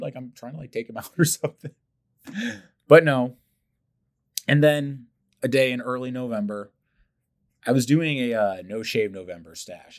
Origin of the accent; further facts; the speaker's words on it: St. Louis, Missouri, United States; growing up, young public school kid here in St. Louis